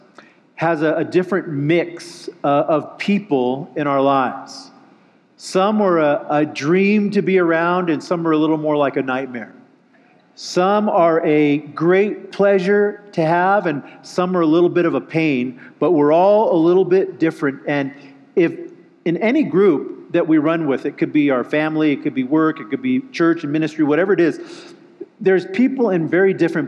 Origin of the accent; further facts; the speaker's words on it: just outside of Los Angeles, California, United States; I'm from California, just outside of Los Angeles